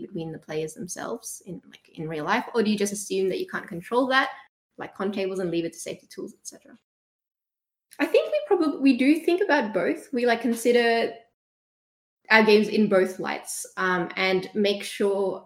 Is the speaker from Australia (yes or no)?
yes; Australia; We're Australian